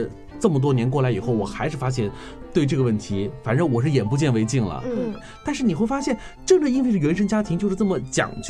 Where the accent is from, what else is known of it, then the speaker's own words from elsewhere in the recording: China; 这是我们中国人很习以为常的事情。